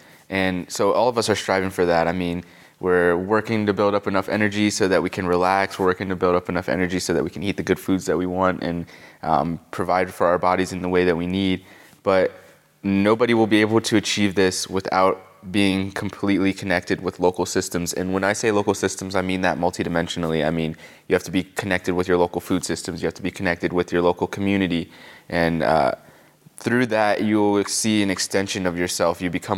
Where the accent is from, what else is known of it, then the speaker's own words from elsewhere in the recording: Pennsylvania, United States; now in Asheville, United States; Pennsylvania is where I really lived for most of my time, and so I would really say I'm from Pennsylvania. And I moved down here from Harrisburg, Pennsylvania.